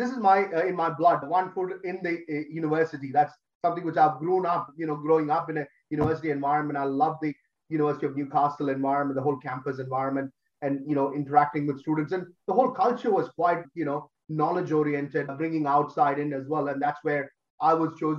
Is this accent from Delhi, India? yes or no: yes; Delhi, India; moved away as an adult; also born or lived in Kerala; now in Australia; I grew up in Delhi